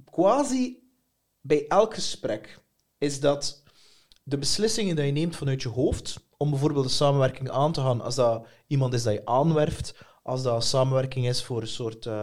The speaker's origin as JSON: {"language": "Dutch", "town": "Bruges", "region": "Flanders", "country": "Belgium", "said": "Ja. Oorspronkelijk van Brugse."}